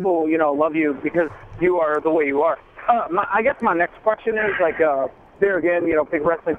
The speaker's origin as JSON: {"language": "English", "town": "Louisville", "region": "Kentucky", "country": "United States", "said": "Where am I from? Louisville, Kentucky."}